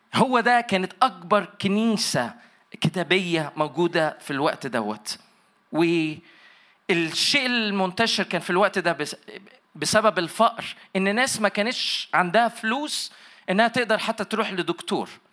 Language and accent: Arabic; Egypt; moved away as an adult; now in Toronto, Canada; اساسا من مصر طبعا باين عليا بس عايش في تورونتو كندا بقالي 29 سنه